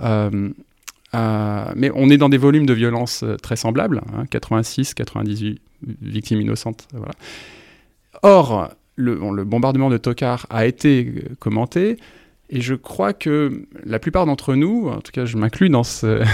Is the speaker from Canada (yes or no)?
no; France; en tant que Français